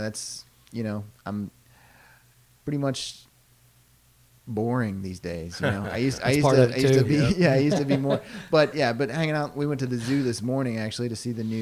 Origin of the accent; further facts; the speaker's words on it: Louisville, Kentucky, United States; Louisville. Nice. Fifth generation.